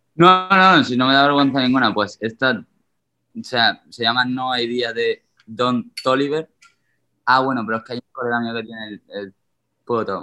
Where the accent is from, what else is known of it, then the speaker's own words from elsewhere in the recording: Seville, Andalusia, Spain; now in Madrid, Spain; de Caravana somos tres sevillanos que somos amigos de toda la vida. Desde los tres años nos conocemos